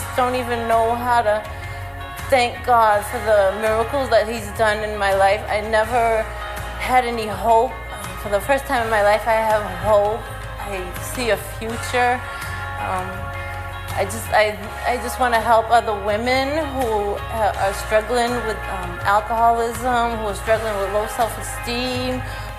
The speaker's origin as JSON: {"language": "English", "town": "Brockton", "region": "Massachusetts", "country": "United States", "said": "I'm from Brockton, Massachusetts. I grew up in a Cape Verdean household"}